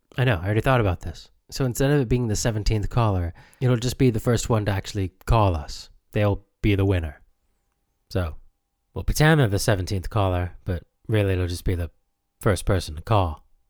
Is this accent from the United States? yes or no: yes; United States; I grew up in America